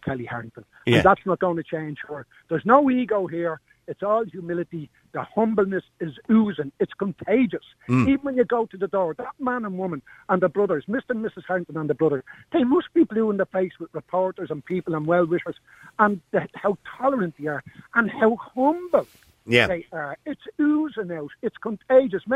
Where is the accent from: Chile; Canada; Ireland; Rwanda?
Ireland; Dublin, Leinster; I grew up in Hardwick Three Flats, and my mother wouldn't take a house off Dublin City Council